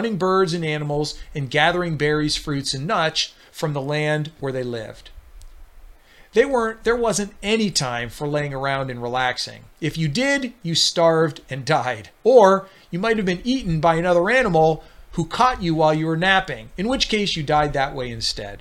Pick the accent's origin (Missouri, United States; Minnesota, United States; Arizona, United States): Arizona, United States; my home state of Arizona